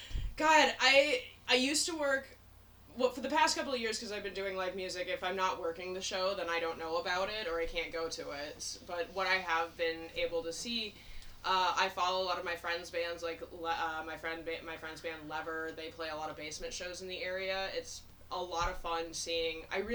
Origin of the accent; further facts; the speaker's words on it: Chicago, Illinois, United States; also born or lived in Washington, D.C. / former Soviet Union / South America; I grew up as a diplomat brat, so while I'm nominally from Chicago, I was born in D.C. while my parents were stationed there, and then grew up all over the former Soviet Union, South America.